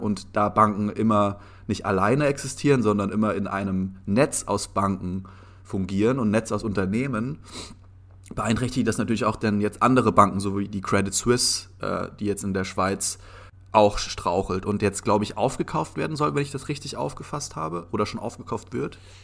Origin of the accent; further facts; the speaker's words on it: Germany; wir sind im Endeffekt in einer Zwickmühle als, als deutsche Bürger oder als, als Deutscher in Europa